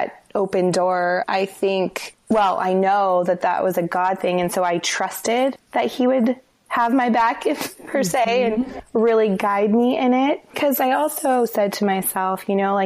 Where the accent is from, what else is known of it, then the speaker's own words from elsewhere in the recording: Denver, Colorado, United States; moved away as an adult; also born or lived in Los Angeles / Santa Monica; now in Seattle, United States; I grew up in Denver.